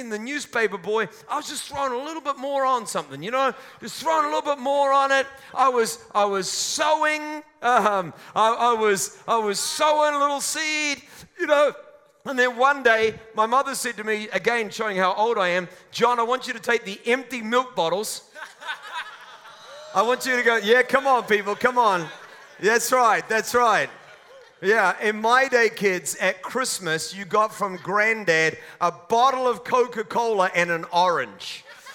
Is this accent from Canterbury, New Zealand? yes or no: no; Auckland, New Zealand; also born or lived in Mount Roskill, Auckland; When I was a child, when I was born, my family lived in a house in the suburb of Hillsborough in Auckland.